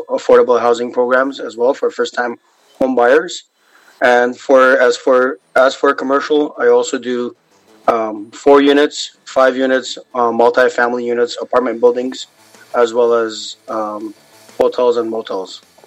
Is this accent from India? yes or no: no; Kuwait; now in Los Angeles, United States; I am from Kuwait, my parents are Lebanese Armenian